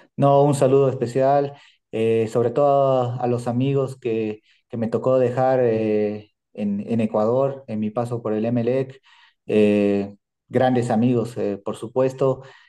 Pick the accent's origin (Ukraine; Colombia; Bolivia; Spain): Bolivia